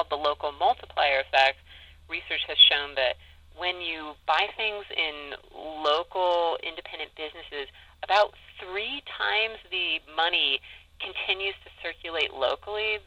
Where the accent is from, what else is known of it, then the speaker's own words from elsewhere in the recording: Southern California, United States; also born or lived in Ames, Iowa; now in Blacksburg, United States; I grew up in Southern California